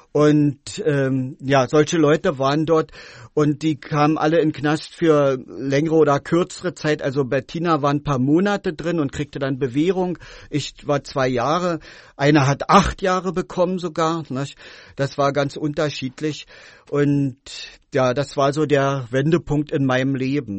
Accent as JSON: {"language": "German", "region": "Berlin", "country": "Germany", "tie": "born or raised there", "moved": "as an adult", "lives_now": "Wabern, Germany", "said": "also ich wurde ähm, in Ostberlin geboren, bin da auch groß geworden."}